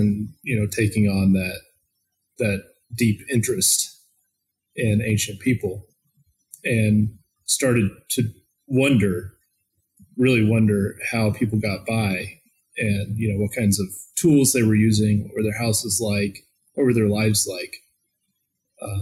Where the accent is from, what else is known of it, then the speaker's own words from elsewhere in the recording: the Ozarks in Northwest Arkansas, United States; I grew up in the Ozarks in Northwest Arkansas